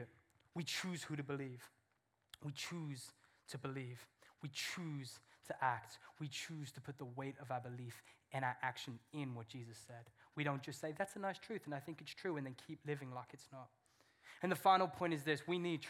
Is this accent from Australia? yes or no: no; England, United Kingdom; I'm English.